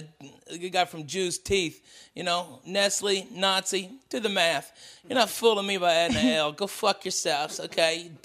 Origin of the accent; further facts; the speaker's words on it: the South, United States; accent: Southern; moved away; The more time I spend in the South, my accent really pumps up